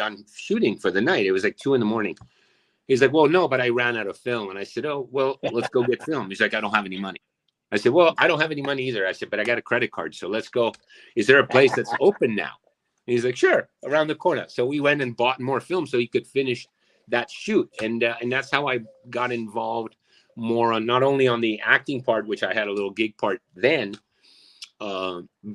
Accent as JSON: {"language": "English", "country": "Argentina", "tie": "born or raised there", "moved": "yes", "said": "I'm also from Argentina, born and raised. I got here when I was 1990"}